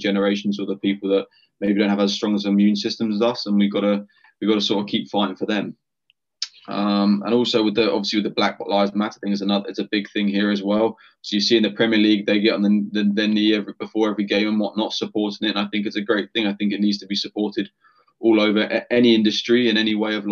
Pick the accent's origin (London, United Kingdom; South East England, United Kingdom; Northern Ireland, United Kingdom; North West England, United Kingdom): South East England, United Kingdom; Bexhill-on-Sea; moved away as an adult; also born or lived in United States; So I'm from a place called Bexhill-on-Sea. I'm on the south coast of England.